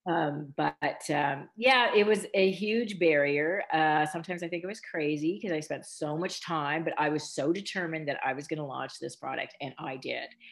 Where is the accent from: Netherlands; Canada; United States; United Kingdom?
Canada; Ontario; I'm, Canadian, and I grew up in a small Mennonite community